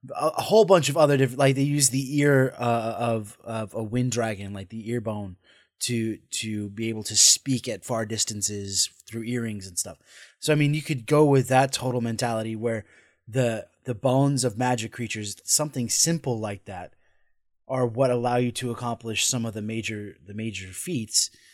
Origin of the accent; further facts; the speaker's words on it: Scotland, United Kingdom; I'm Scottish